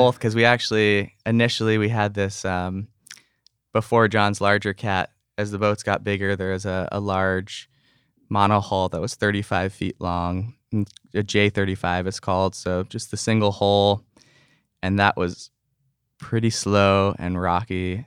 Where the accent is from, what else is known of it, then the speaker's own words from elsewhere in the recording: North Shore, Oahu, Hawaii, United States; just a few good friends that I grew up on the North Shore with.